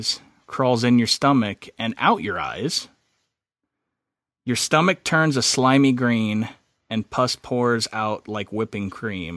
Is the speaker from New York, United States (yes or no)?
no; Southern Illinois, United States; moved away; whenever I lived and grew up where I grew up in Southern Illinois